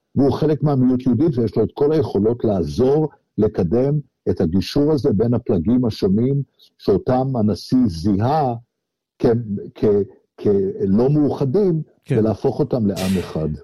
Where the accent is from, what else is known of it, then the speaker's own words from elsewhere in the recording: Israel; moved away as an adult; now in Australia; אני מדבר כישראלי החי היום מחוץ לישראל